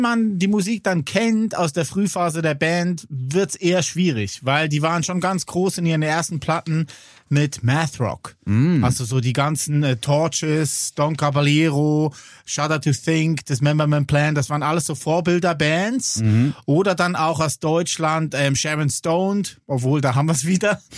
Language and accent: German; Switzerland; bei uns in der Schweiz